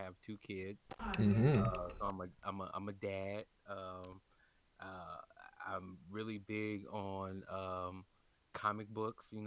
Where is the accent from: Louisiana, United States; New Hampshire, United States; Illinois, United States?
Illinois, United States; Chicago; born there; also born or lived in California / Kentucky; I was born in Chicago and um, and I, uh, you know uh, you know I was born on the South Side